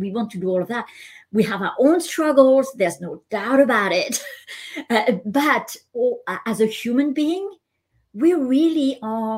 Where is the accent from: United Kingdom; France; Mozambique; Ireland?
France; moved away as an adult; also born or lived in Hong Kong / Japan / Canada; I'm Asian by cultural background, but I was born and raised in France